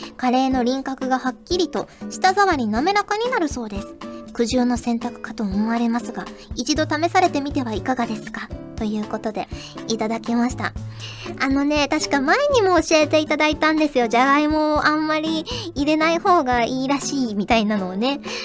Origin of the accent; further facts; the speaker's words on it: Kyushu, Japan; 私、九州出身なので